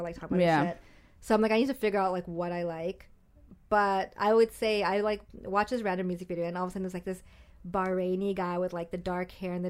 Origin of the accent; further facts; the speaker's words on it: Pakistan; It wasn't even, like, white, but it was just, like, this whole idea of, like, I'm this Pakistani girl